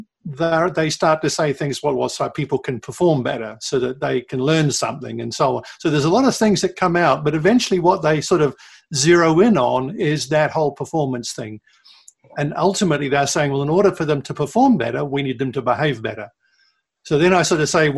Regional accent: New Zealand; moved away; my home country of New Zealand

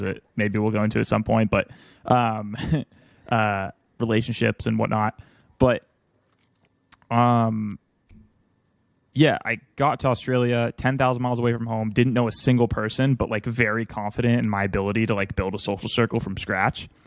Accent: United States; I'm from America

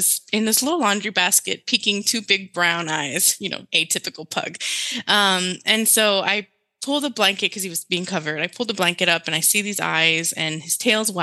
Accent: Laredo, Texas, United States; first language Spanish; English is a second language; my hometown, Laredo, Texas, border town

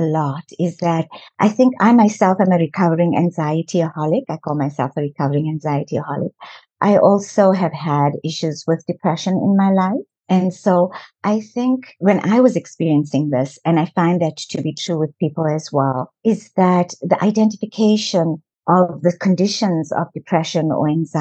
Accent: South Africa; I was born in South Africa

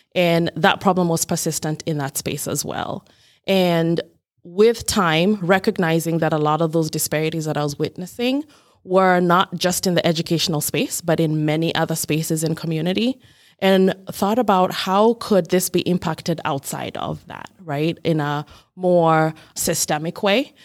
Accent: Kenya; moved away as an adult; now in Rochester, United States; I was born and raised in Kenya, which is in East Africa

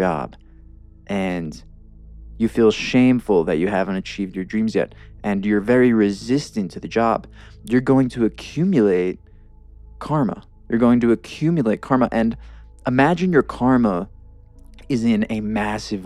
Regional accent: New York, United States; also born or lived in Los Angeles; now in Denver, United States; I grew up in the East Coast in New York

